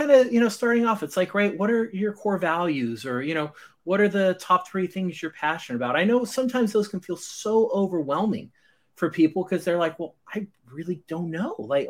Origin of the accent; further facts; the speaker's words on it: Scotland, United Kingdom; as a Scotsman without the accent, I'm very happy to hear that.